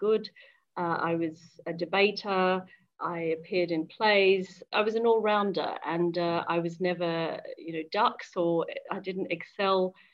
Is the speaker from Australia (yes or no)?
yes; Brisbane, Queensland, Australia; moved away as an adult; now in London, United Kingdom; I grew up in Brisbane in Queensland, Australia